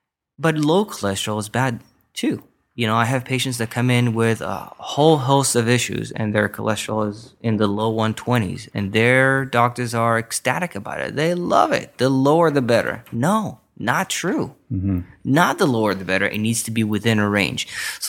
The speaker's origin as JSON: {"language": "English", "country": "Israel", "tie": "born or raised there", "moved": "as an adult", "lives_now": "Westlake Village, United States", "said": "I was born and raised in Israel, yep."}